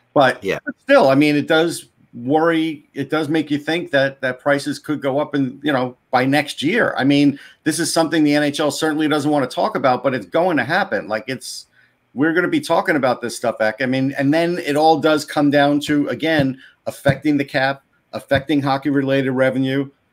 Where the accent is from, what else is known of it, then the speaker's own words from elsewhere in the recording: New York, United States; me growing up in New York